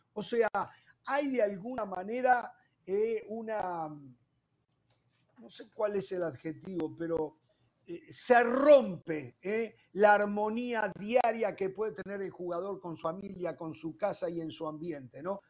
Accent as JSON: {"language": "Spanish", "country": "Uruguay", "said": "como uruguayo"}